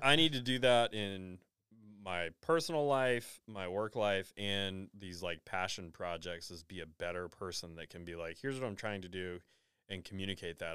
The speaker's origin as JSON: {"language": "English", "town": "Nashville", "region": "Tennessee", "country": "United States", "tie": "born or raised there", "said": "I grew up in Nashville"}